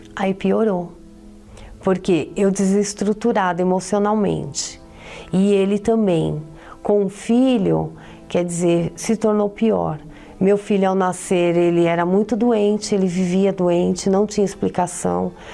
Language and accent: Portuguese; São Paulo, Brazil; eu sou de São Paulo